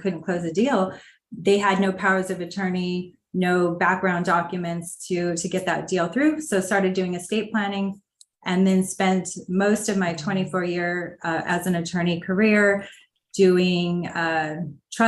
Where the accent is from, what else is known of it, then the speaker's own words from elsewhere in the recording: Los Angeles, California, United States; I am originally from Los Angeles, so grew up in Los Angeles